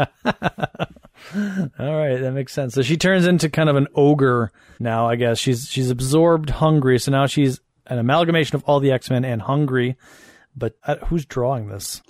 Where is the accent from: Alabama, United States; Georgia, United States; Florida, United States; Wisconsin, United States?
Wisconsin, United States; Madison; Madison, my hometown